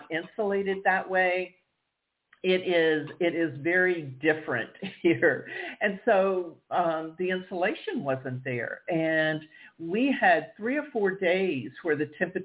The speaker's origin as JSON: {"language": "English", "town": "Houston", "region": "Texas", "country": "United States", "tie": "born or raised there"}